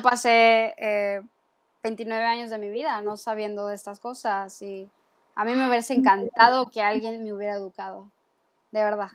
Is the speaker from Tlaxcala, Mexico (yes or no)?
no; Sinaloa, Mexico; moved away; Yo vengo de Sinaloa